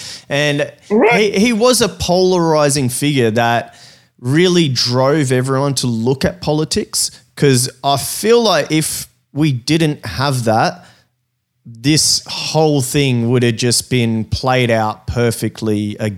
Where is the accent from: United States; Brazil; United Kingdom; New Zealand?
Brazil; now in Australia; we came over to Australia from Brazil, and we came over legally